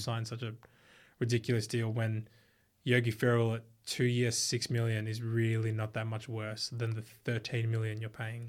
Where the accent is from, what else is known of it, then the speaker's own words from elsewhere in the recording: Australia; in Australia, we've got two cities that are, like, huge